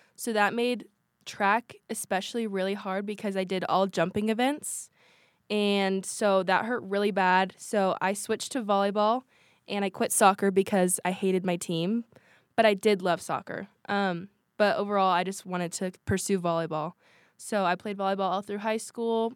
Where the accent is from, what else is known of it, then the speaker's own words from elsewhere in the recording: Washington, United States; moved away as an adult; now in Utah, United States; We have a huge family, and we're from Washington State